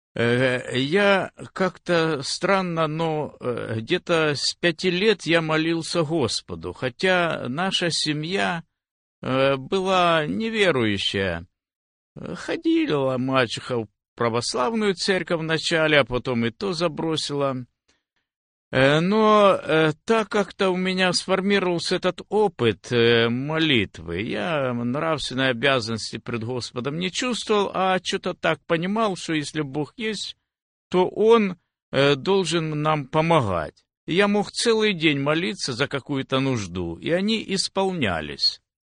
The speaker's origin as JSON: {"language": "Russian", "town": "Velyka Znamianka", "region": "Zaporizhzhia Oblast", "country": "Ukraine", "tie": "born or raised there", "also_born_or_lived": "Nikopol, Dnipropetrovsk Oblast, Ukraine", "moved": "as an adult", "lives_now": "United States", "said": "Я родился в Запорожской области, село Большая Знаменка. Э, но где-то в тринадцать лет переехали мы в Никополь, и там прошли мои и детские, и юношеские годы, и взрослые"}